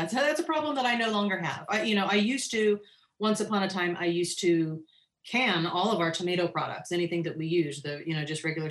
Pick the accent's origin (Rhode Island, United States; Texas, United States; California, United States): California, United States; Northern; moved away as an adult; now in Hawaii, United States; I grew up in Northern California and gardened in Northern California always.